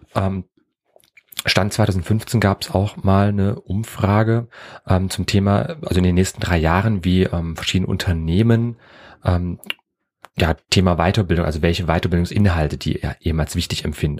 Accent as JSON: {"language": "German", "country": "Germany", "accent": "German (in English)", "said": "ich hab einen grauenvollen deutschen Akzent gehabt"}